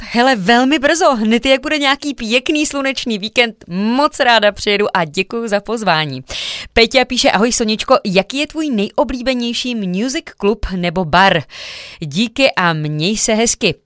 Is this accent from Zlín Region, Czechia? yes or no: no; Jihlava, Vysočina Region, Czechia; pocházím z Jihlavy.